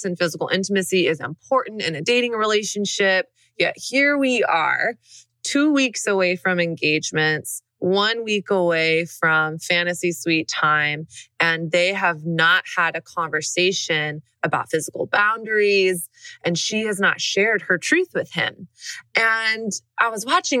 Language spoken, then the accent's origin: English; Dallas, Texas, United States; also born or lived in Brooklyn; now in New York, United States; I grew up in Dallas, Texas